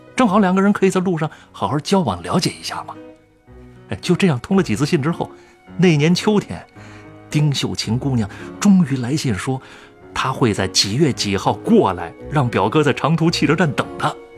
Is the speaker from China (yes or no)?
yes; China; moved away; 我老家太和乡也在山区，就跟这口头乡挨着